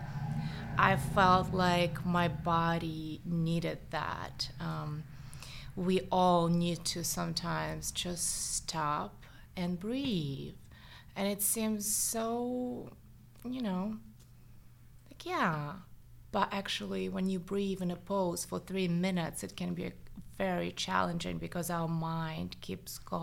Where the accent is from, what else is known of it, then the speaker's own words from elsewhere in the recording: Saint Petersburg, Russia; accent: Russian; English is a second language; also born or lived in Los Angeles, United States; now in United States; I am Russian, as you can hear, probably. The accent is still there. So I grew up in St. Petersburg